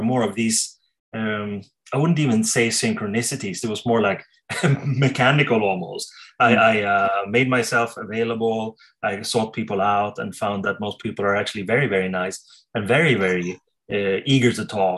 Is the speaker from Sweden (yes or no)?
yes; Sweden; I'm from Sweden